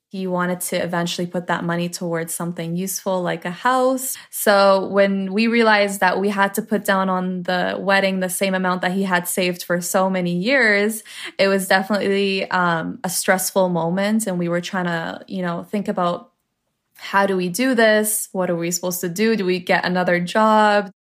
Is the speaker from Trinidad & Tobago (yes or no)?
no; Toronto, Ontario, Canada; I am Lebanese Canadian. My parents were born in Lebanon. I was born in Toronto, Canada